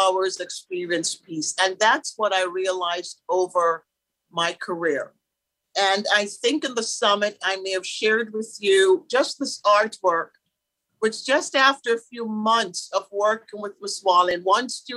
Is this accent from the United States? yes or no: no; Kingston, Jamaica; moved away; I was born in Kingston, Jamaica, and great parents. My dad was in the police force there